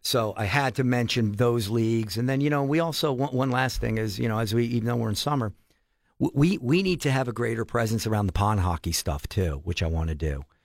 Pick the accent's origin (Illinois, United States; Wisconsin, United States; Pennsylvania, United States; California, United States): Pennsylvania, United States; Allentown; moved away as an adult; now in Minnesota, United States; I'm from Allentown, P A, which is Philadelphia Eagle Country